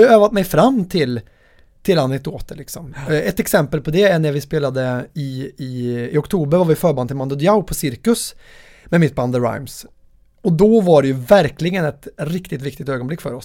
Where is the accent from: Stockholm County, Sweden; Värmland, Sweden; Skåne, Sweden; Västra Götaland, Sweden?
Värmland, Sweden; min värmländska personlighet